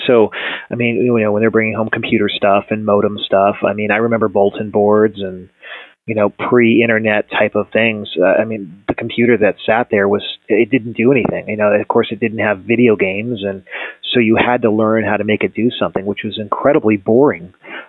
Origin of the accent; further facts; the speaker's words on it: Colorado, United States; now in Phoenix, United States; No, I actually was originally from Colorado, but ironically enough, telecom divestiture of AT&T is what moved my family to Phoenix.